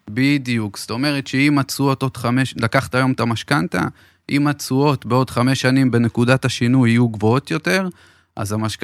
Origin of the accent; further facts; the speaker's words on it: Beersheba, Southern District, Israel; אני באר שבעי במקור